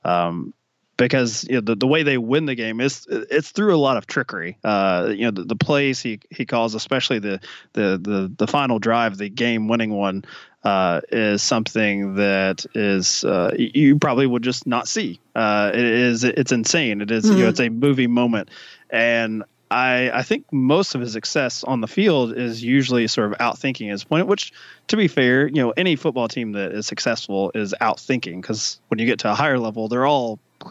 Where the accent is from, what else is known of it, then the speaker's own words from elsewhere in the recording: Kentucky, United States; I grew up in Kentucky